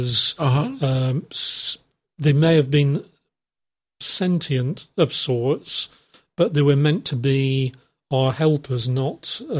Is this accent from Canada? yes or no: no; England, United Kingdom; I'm English